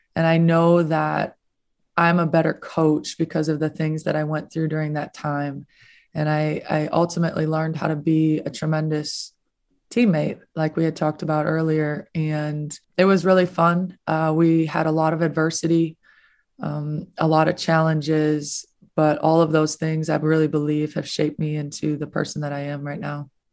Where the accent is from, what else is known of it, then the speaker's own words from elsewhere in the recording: Minnesota, United States; now in Florida, United States; I grew up in Minnesota